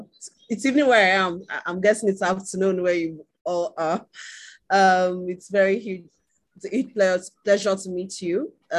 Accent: Nigeria; as Patrick has mentioned. I'm in Nigeria. I am Nigerian.

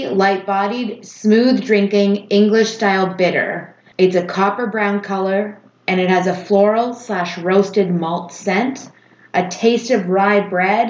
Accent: Niagara, Ontario, Canada; I grew up in Niagara

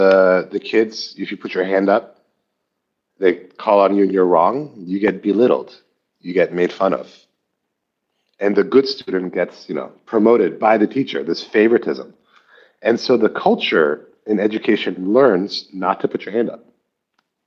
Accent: Palo Alto, California, United States; moved away as an adult; also born or lived in Shanghai, China; I grew up in Palo Alto.

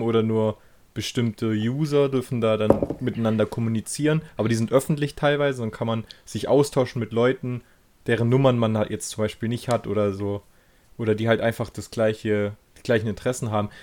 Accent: Germany; bei uns in Deutschland

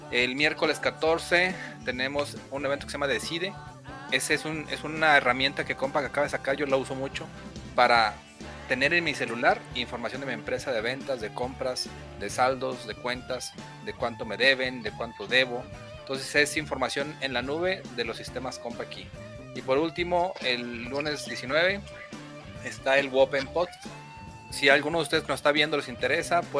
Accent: Mexico; No sería ideal, como buen mexicano

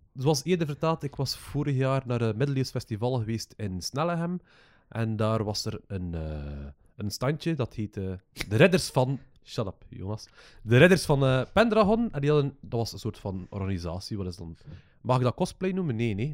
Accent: West Flanders, Belgium; als West-Vlaming

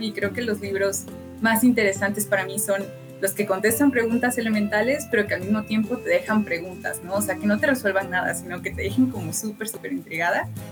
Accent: Orizaba, Veracruz, Mexico; moved away as an adult; also born or lived in Puebla / Mexico City; yo vengo de Orizaba, que es, digamos, la periferia de la periferia

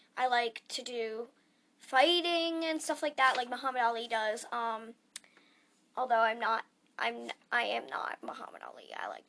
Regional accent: Phoenix, Arizona, United States; I'm actually from Phoenix, Arizona. So, yeah, I live in Phoenix.

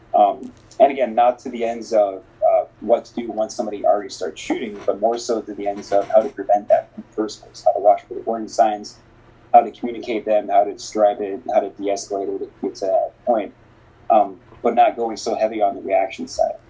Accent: Northwest Indiana, United States; moved away as an adult; also born or lived in Bogota, Colombia; now in Minneapolis, United States; I was raised in the United, in Northwest Indiana specifically

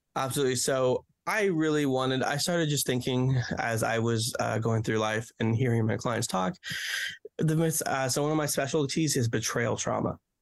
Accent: Romania; also born or lived in Memphis, Tennessee; now in Corydon, United States; I'm originally from Romania

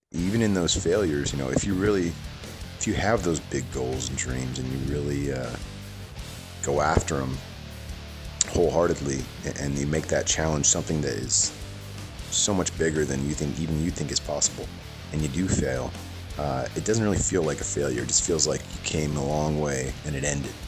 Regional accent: San Francisco Bay Area, California, United States; I grew up in in the San Francisco Bay Area

